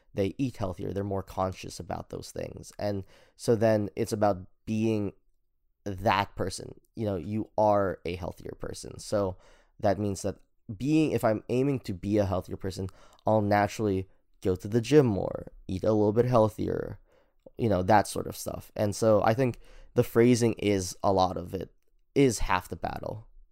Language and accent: English; Philippines; I'm Filipino